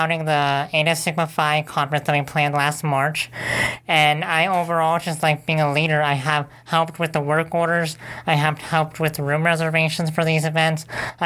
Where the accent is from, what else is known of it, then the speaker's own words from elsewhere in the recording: Chicago, Illinois, United States; I'm from Chicago, Illinois